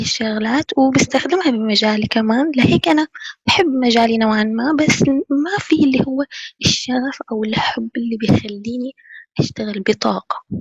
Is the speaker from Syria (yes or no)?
yes; Syria; now in Cairo, Egypt; انا طفولتي كانت في سوريا